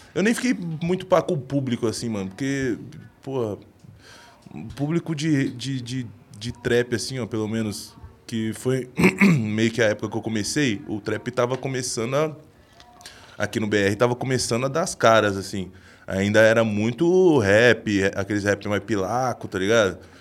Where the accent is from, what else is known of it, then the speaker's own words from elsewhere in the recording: Jundiaí, São Paulo, Brazil; now in São Paulo, Brazil; lá da minha vila, de onde eu morava, lá em Jundiaí